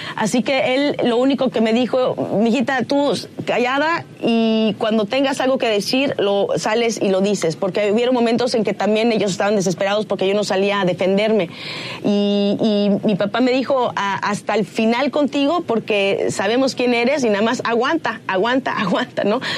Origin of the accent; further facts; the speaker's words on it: Mexico; moved away as an adult; now in United States; amo México y soy mexicana antes que cualquier otra cosa